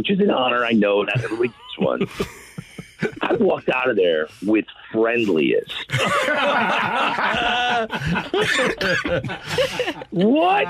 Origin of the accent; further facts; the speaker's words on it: St. Louis, Missouri, United States; moved away; I'm on the radio in my hometown